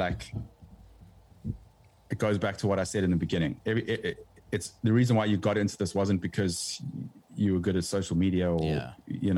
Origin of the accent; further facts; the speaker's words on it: South Africa; South Africa will always be home from a music point of view